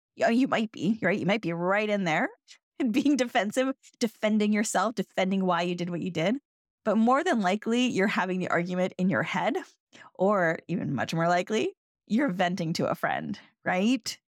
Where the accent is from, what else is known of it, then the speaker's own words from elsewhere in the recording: Canada; I'm Canadian